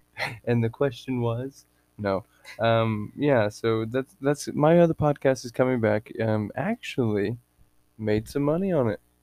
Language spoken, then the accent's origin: English; Texas, United States; moved away as an adult; now in Washington State, United States; I'm from Texas